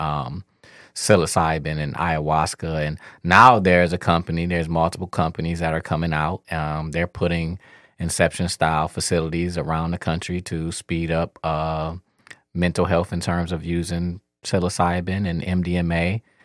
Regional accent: Detroit, Michigan, United States; I'm kid from Eight Mile

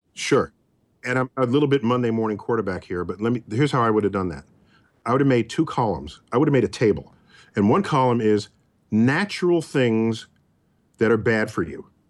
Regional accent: New York, United States; I'm a New Yorker

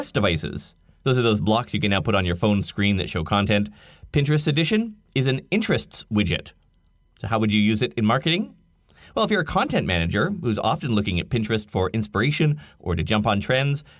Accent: Canada; I'm Canadian

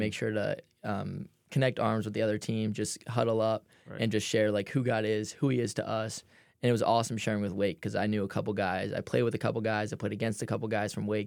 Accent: New Jersey, United States; moved away as an adult; also born or lived in Philadelphia; I grew up in South Jersey, but it was super close to Philadelphia.

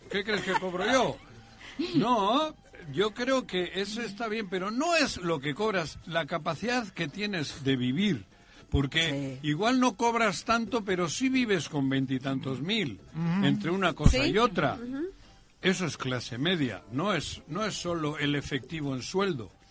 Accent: Bilbao, Basque Country, Spain; now in Mexico; yo soy de Bilbao.

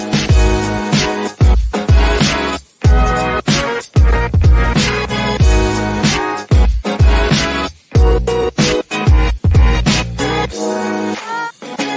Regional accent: United States; we have as American people

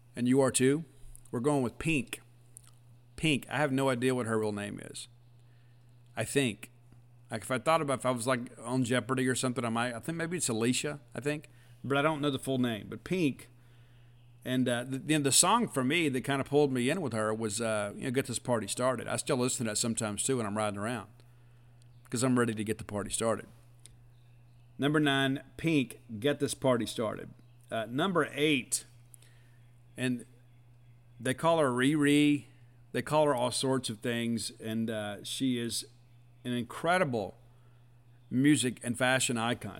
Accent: South Mississippi, United States; as a young kid growing up in South Mississippi

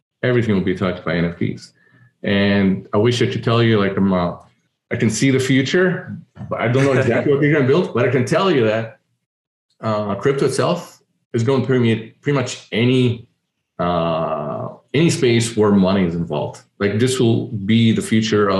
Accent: Egypt; moved away; So I'm an immigrant. I was born and raised in Egypt, and immigrating from there

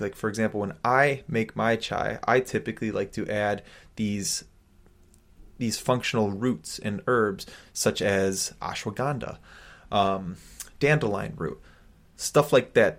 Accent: United States; growing up as an American

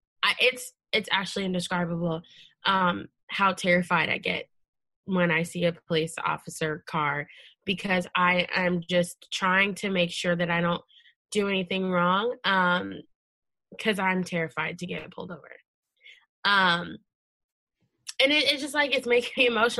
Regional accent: Leesburg, Virginia, United States; I grew up in Loudoun County in Leesburg

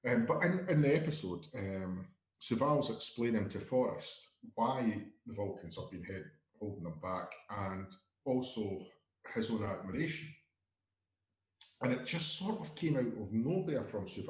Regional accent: Scotland, United Kingdom; As the Scotsman here

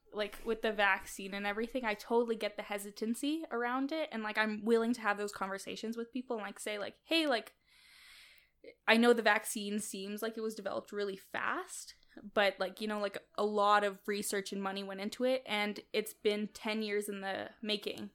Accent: Kazakhstan; now in Canada; I was born in Kazakhstan, but I'm mainly, like, European.

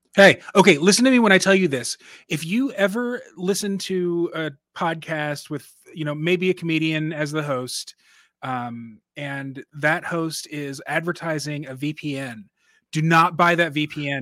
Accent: Dallas, Texas, United States; now in Minneapolis, United States; I'm from Dallas originally

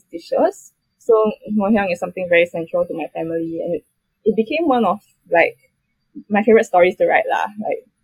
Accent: Singapore

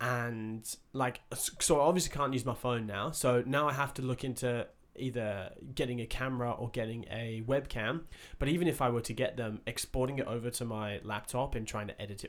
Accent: England, United Kingdom; Like, I'm from England, right?

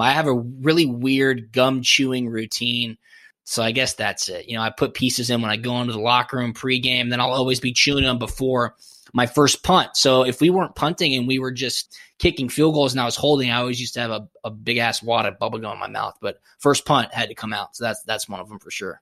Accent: Atlanta, Georgia, United States; growing up in Atlanta

